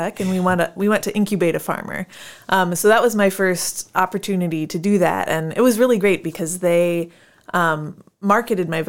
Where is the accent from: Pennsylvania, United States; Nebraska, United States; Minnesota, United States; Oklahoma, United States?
Nebraska, United States; moved away as an adult; also born or lived in Waco, Texas; now in Decorah, United States; I grew up in Nebraska